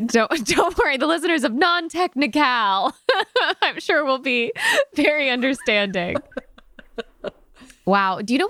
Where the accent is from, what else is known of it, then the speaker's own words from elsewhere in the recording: Connecticut, United States; moved away as an adult; also born or lived in New York; I am from Connecticut.